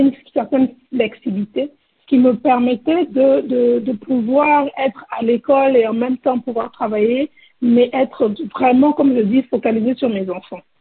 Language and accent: French; Côte d’Ivoire; moved away as an adult; now in United States; je suis ivoirienne. Euh, je vis aux États-Unis depuis à peu près 20 ans